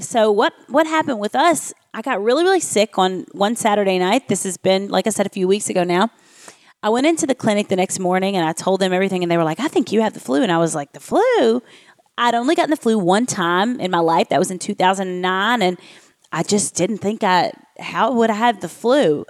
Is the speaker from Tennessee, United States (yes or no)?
yes; Nashville, Tennessee, United States; my hometown of Nashville, Tennessee